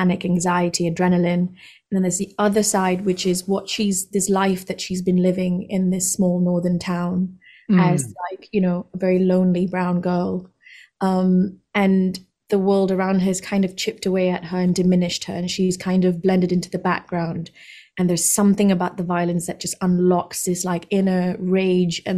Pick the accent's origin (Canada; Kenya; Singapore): Singapore; moved away; also born or lived in India; I was born in India, but I moved to Singapore when I was 3 or 4. So I grew up there.